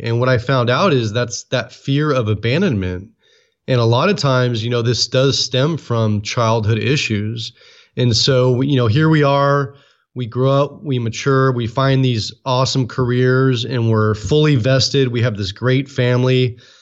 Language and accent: English; Oakland, California, United States; also born or lived in San Francisco Bay Area; I was born and raised in Oakland